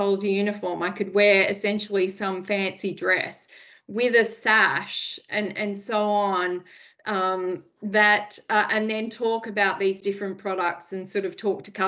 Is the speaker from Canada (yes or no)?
no; Sydney, New South Wales, Australia; So I am from the Sutherland Shire in Sydney. I was born and bred there.